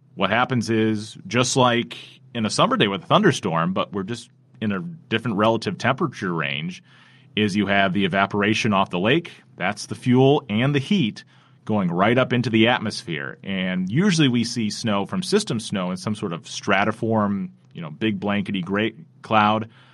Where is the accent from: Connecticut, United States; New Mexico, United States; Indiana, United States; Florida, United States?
Indiana, United States; South Bend; I grew up here in South Bend, so I've only known Lake Effect Snow